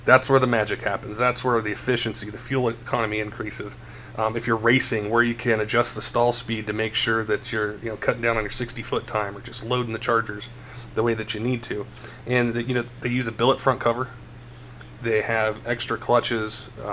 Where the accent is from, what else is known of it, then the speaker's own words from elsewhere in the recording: Denver, Colorado, United States; I grew up in Denver, you know, in the 80s and 90s